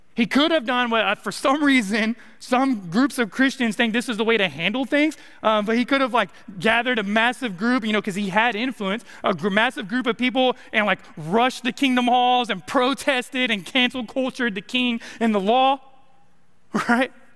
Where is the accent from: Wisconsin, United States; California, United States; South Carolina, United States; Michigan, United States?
California, United States; now in Arkansas, United States; I'm from California, and we have a saying in California